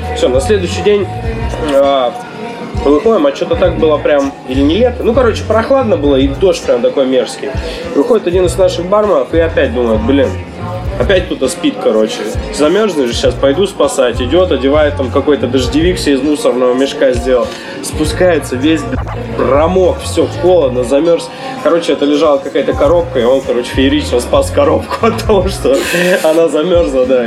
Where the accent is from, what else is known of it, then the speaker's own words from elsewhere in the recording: Yakutia, Sakha Republic, Russia; now in Novosibirsk, Russia; я из Якутии